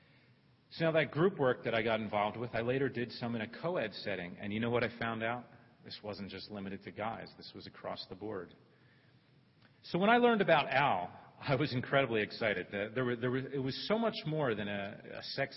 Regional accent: Philadelphia, Pennsylvania, United States; where I grew up, the setting I grew up in Northeast Philadelphia

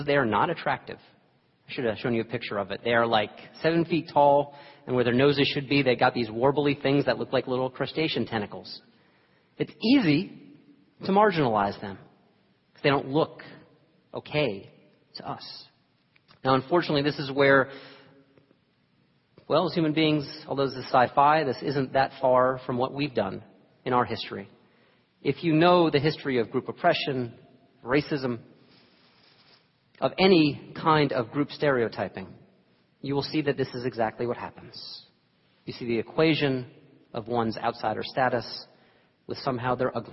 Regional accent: New York, United States; moved away; I was born in New York

